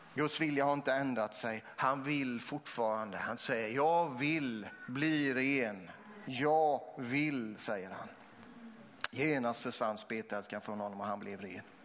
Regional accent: Vetlanda, Jönköping County, Sweden; Jag är uppvuxen också utanför eh, eh Vetlanda, mellan Vetlanda och Eksjö

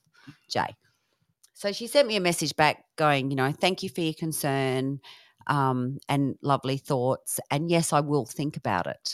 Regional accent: England, United Kingdom; We're all English, so we love our tea.

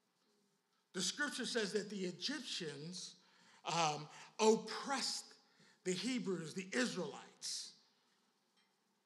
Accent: Philadelphia, Pennsylvania, United States; I'm from Philly

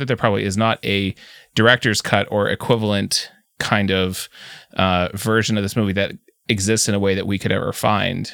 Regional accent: Canada; I'm from Canada

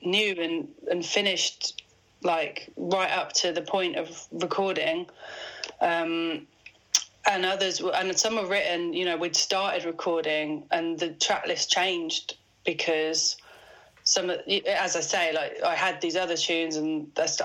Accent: Midlands, United Kingdom; I've dropped my T's because I'm from the Midlands

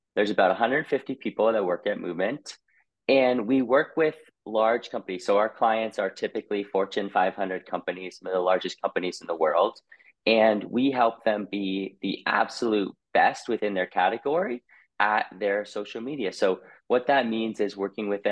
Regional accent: Boston, Massachusetts, United States; moved away as an adult; also born or lived in Colorado; I was born in Boston, Massachusetts

